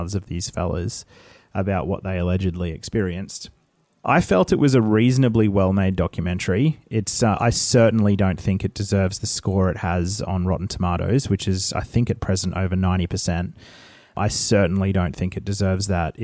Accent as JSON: {"language": "English", "town": "Brisbane", "region": "Queensland", "country": "Australia", "tie": "born or raised there"}